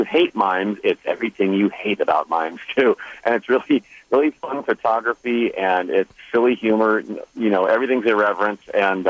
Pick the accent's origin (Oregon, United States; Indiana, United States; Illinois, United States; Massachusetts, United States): Indiana, United States; I grew up in Indiana